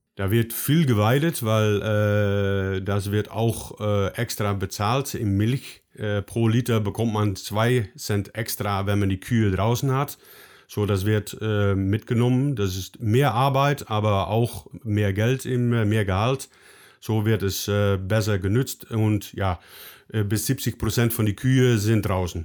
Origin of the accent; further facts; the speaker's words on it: Netherlands; German is a second language; Ich komme aus den Niederlanden